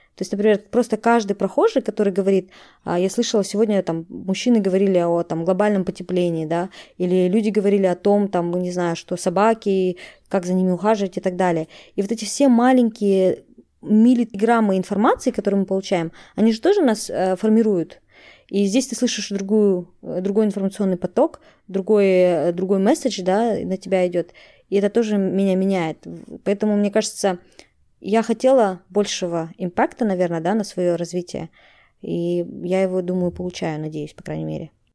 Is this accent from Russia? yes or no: no; Kazakhstan; moved away as an adult; now in Netherlands; Я из Казахстана, и я переехала в Нидерланды